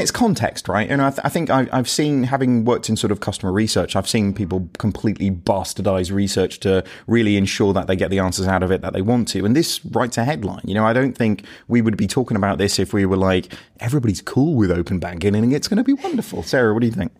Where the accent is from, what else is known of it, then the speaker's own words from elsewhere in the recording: United Kingdom; as British people, we're pretty you know like reserved